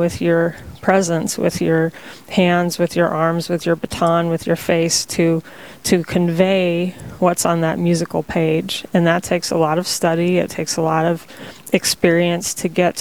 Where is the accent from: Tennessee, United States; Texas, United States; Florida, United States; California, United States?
Texas, United States; also born or lived in Bemidji, Minnesota / Bismarck, North Dakota; now in North Dakota, United States; Originally, I'm from Texas